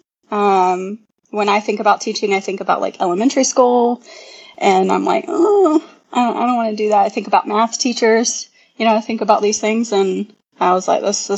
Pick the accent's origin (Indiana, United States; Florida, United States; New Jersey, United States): Florida, United States; Hilliard; moved away as an adult; I'm from a small town called Hilliard, Florida